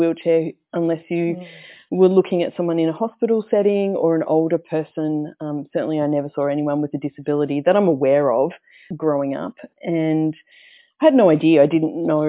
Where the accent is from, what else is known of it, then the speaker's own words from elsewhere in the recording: Melbourne, Victoria, Australia; I grew up here in Victoria in Melbourne, out in the southeast suburbs